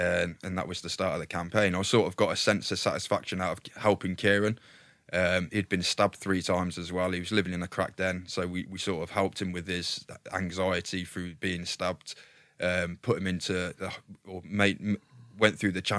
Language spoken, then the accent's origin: English; Leamington Spa, West Midlands, United Kingdom; So I was born in Leamington Spa, a little village called Weston under Weatherley. So we were country lads.